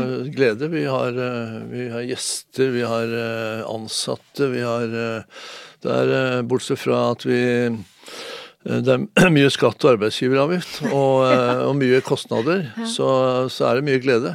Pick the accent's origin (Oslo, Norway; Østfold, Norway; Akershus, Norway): Oslo, Norway; also born or lived in Moss; jeg var fem, og min bror Jan var syv når vi flytta fra Moss til, til Lambertseter